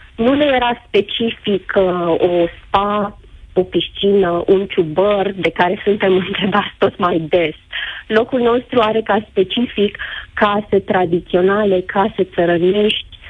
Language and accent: Romanian; Gura Humorului, Suceava County, Romania; sunt din Bucovina, din Gura Cumorului, stațiune turistică